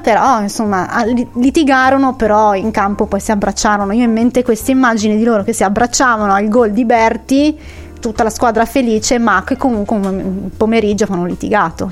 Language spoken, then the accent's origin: Italian; Varese, Lombardy, Italy; io son di Varese, son di provincia